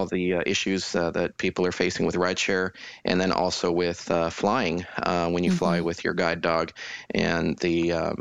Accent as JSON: {"language": "English", "town": "Denver", "region": "Colorado", "country": "United States", "also_born_or_lived": "Kansas City / Fort Wayne, Indiana", "moved": "yes", "lives_now": "Houston, United States", "said": "I'm originally from Denver, Colorado"}